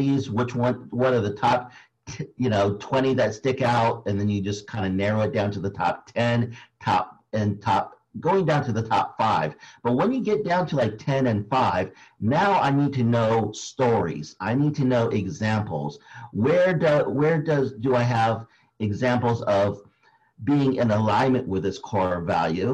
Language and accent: English; Philippines; being Filipino